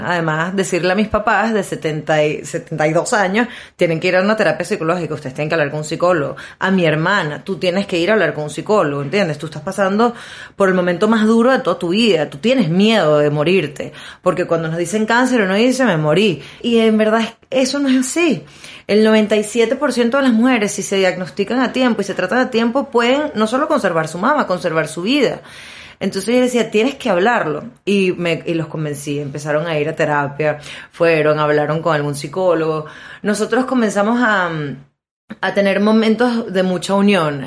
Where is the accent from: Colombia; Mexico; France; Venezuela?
Venezuela; Maracaibo, Zulia; a nosotros como buenos maracuchos